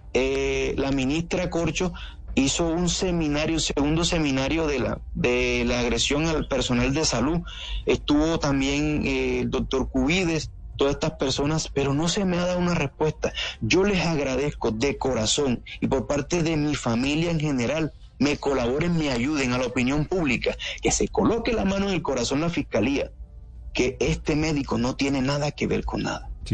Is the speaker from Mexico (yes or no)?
no; San Bernardo del Viento, Córdoba, Colombia; Yo vengo de San Bernardo del Viento, donde la economía es pescar, coger cangrejo, cultivar arroz y parte de ganadería